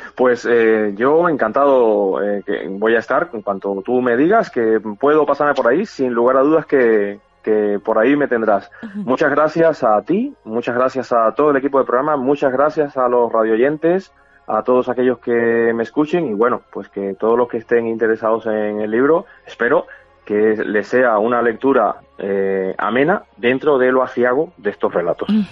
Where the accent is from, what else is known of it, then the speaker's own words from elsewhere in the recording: Havana, Cuba; moved away; yo me crié en un barrio, en Lauton, es, es una barriada